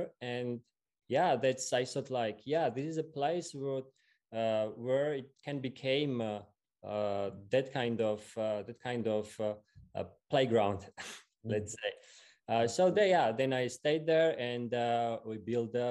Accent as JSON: {"language": "English", "town": "Tbilisi", "country": "Georgia", "tie": "born or raised there", "said": "So yeah, I'm from Georgia. I was born in the capital Tbilisi"}